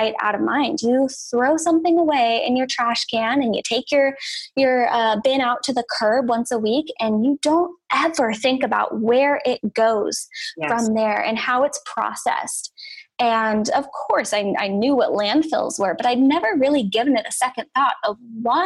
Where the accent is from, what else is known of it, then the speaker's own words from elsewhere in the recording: Humboldt County, Northern California, United States; moved away; also born or lived in Willamette Valley, Oregon; I grew up in Northern California in Humboldt County